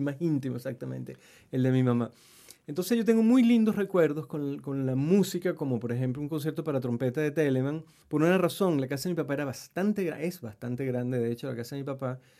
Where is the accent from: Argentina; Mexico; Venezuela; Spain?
Venezuela; Mérida; moved away as an adult; now in Chile; mi tierra Mérida